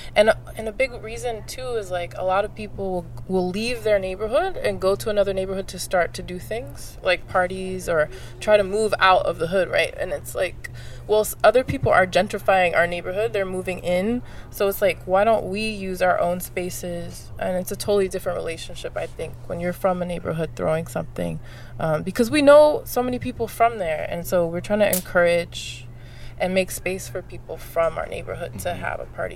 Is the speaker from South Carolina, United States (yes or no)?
no; Los Angeles, California, United States; I'm from Los Angeles